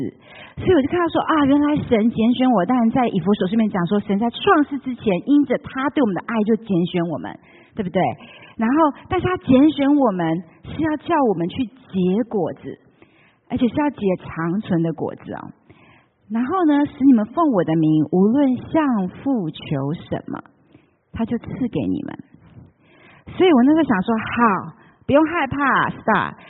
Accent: Taiwan; moved away as an adult; also born or lived in Taipei; now in United States; 虽然我在台湾长大

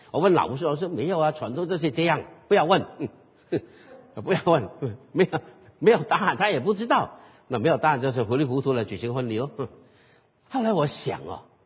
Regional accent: Guangdong, China; 所以我们广东人有句话

